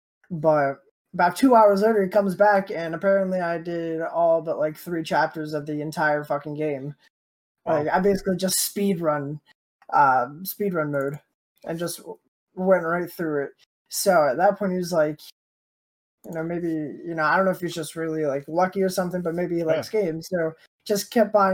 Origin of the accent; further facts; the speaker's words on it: Hillsborough, New Hampshire, United States; also born or lived in Concord, New Hampshire; I was born and raised in New Hampshire, mainly around the Concord, which is the capital. And then the rest of my life in a little town in the middle of nowhere